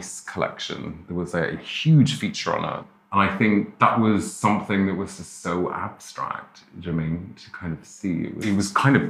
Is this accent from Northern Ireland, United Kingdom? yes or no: yes; Derry, Northern Ireland, United Kingdom; I grew up in Derry in the north of Ireland